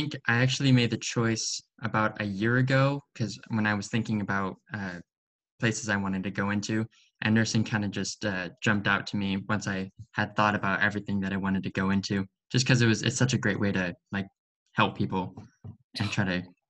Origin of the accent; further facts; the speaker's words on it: Oregon, United States; also born or lived in Beaverton, Oregon / Tillamook, Oregon / Portland, Oregon; I'm a freshman at George Fox University. I was born in Beaverton, lived in Oregon my whole life. So this is definitely my home.